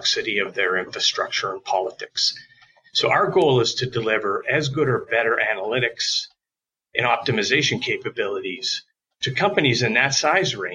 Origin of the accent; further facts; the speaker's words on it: Toronto, Ontario, Canada; moved away as an adult; now in United States; I'm actually originally from Toronto, Canada